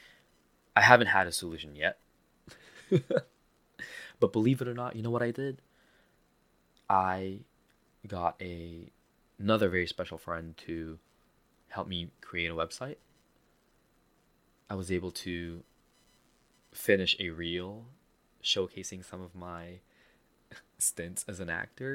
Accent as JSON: {"language": "English", "country": "Philippines", "accent": "Filipino", "said": "my Filipino accent is so strong"}